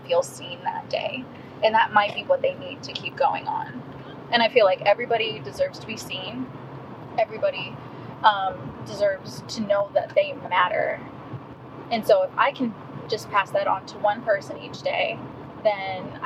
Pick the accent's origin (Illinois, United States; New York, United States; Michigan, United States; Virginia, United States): Illinois, United States; moved away as an adult; also born or lived in California; now in Dallas, Texas, United States; am an Illinois native, born and raised there for the most part.